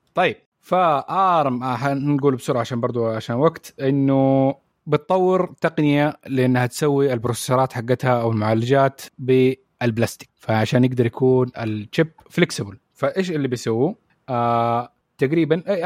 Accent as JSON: {"language": "Arabic", "country": "Saudi Arabia", "said": "عندنا في السعوديه"}